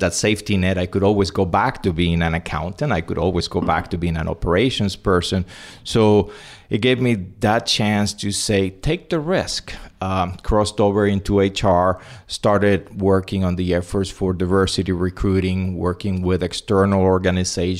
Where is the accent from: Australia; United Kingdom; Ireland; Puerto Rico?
Puerto Rico; also born or lived in Cuba / Spain; I was born in Cuba, grew up in Spain and Puerto Rico, graduated from the University of Puerto Rico